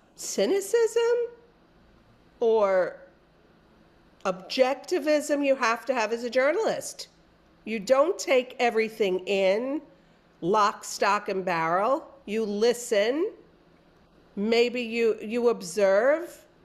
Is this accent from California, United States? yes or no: no; New York City, New York, United States; also born or lived in Bronx; I was born in the Bronx, raised in the better borough of Queens